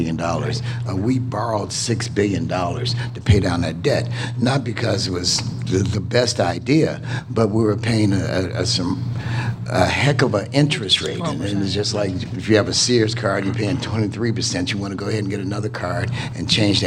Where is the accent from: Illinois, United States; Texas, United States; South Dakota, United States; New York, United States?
Illinois, United States; Cairo; now in Chicago, United States; I do live in Chicago, but I'm from Cairo, Illinois